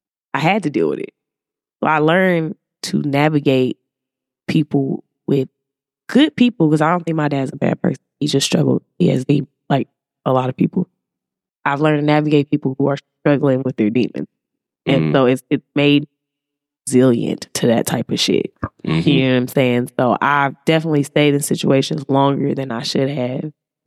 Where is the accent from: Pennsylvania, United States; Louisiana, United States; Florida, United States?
Louisiana, United States; Alexandria; I'm from the South. Like Louisiana, you know, deep Alexandria, Louisiana.